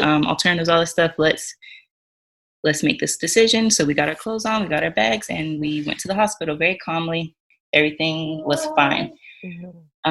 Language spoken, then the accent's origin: English; Georgia, United States; moved away as an adult; now in North Dakota, United States; we live in North Dakota, but we're originally from Georgia